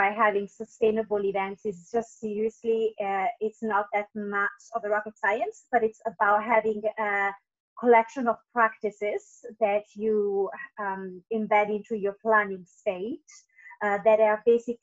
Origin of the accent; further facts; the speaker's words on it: Italy; moved away as an adult; also born or lived in Tenerife, Spain / London, United Kingdom; now in Singapore; I am originally from Italy, and I have been working in events since I was 18